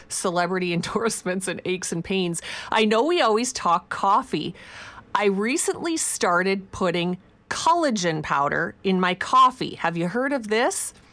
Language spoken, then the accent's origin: English; Saskatchewan, Canada; moved away; Growing up in Saskatchewan, I grew up on Vico that the milkman brought.